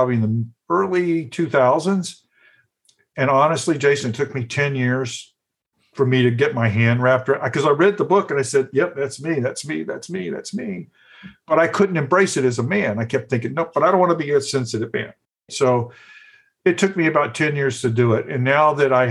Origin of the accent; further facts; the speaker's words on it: the South, United States; growing up in the South